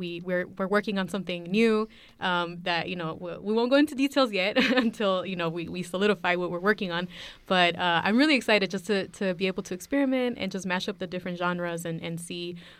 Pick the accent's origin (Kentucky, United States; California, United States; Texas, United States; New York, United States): California, United States; Oakland; now in Richmond, United States; We grew up in Oakland, so we're originally from the East Bay. We currently live in Richmond, so it's kind of far, but still coming to Oakland all the time.